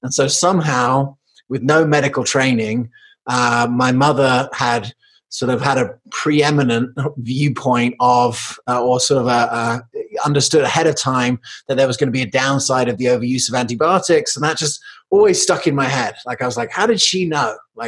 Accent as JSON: {"language": "English", "region": "England", "country": "United Kingdom", "tie": "born or raised there", "also_born_or_lived": "United States / South Africa", "said": "it's because I was born in Colorado, but I grew up in England and South Africa."}